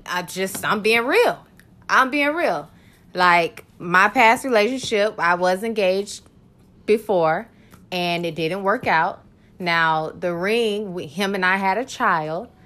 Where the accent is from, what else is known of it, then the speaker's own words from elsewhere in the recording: Orlando, Florida, United States; Born and raised in Orlando, Florida